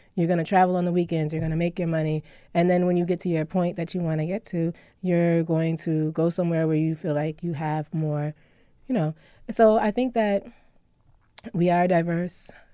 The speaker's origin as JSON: {"language": "English", "town": "Syracuse", "region": "New York", "country": "United States", "tie": "born or raised there", "also_born_or_lived": "California / Washington, D.C.", "said": "I was born in California. I was raised in Syracuse. I moved out to D C for many years."}